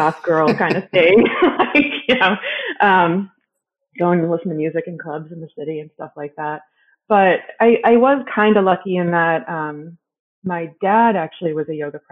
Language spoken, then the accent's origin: English; Hebron, Illinois, United States; also born or lived in Chicago, Illinois; now in Napa, United States; I'm originally from Hebron, Illinois, which is a tiny town about an hour and a half northwest of Chicago